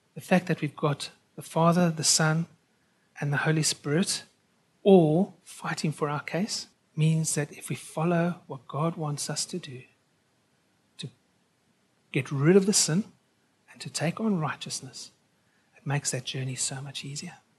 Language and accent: English; South Africa; also born or lived in United Kingdom; now in Australia; I'm a South African by birth